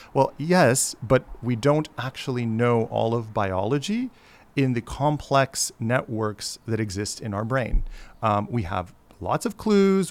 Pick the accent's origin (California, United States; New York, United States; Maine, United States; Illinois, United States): Illinois, United States; Chicago; moved away; also born or lived in Baltimore / Washington, D.C. / Honolulu; I grew up in Chicago